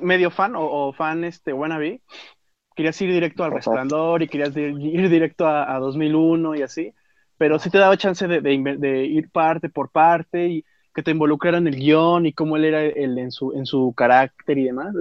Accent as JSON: {"language": "Spanish", "country": "Mexico", "said": "nuestro México lindo y querido"}